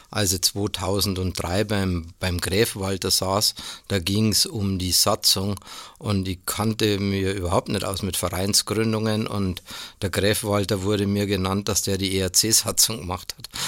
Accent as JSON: {"language": "German", "town": "Ingolstadt", "region": "Bavaria", "country": "Germany", "tie": "born or raised there", "also_born_or_lived": "Stuttgart / Marburg", "said": "bin 59 Jahre alt, gebürtiger Ingolstädter und äh, darf seit 1999 in Ingolstadt wieder arbeiten, weil ich vorher dann in Stuttgart und so weiter und in Marburg unterwegs war."}